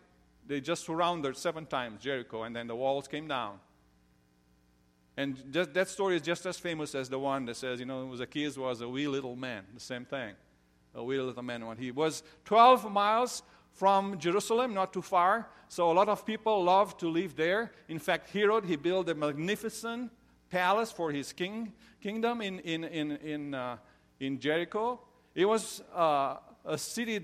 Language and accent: English; Romania; moved away; I grew up in Romania.